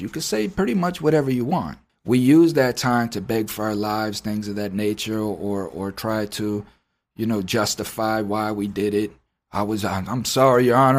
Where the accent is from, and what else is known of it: United States